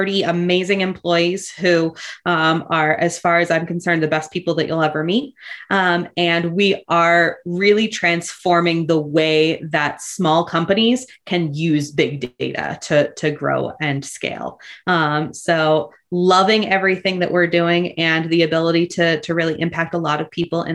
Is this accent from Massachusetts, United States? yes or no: yes; Boston, Massachusetts, United States; I am originally from Boston, Massachusetts, and spent my entire youth there